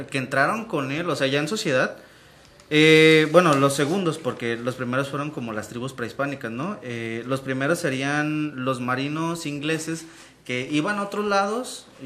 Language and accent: Spanish; Michoacán, Mexico; vengo, de, vengo de Michoacán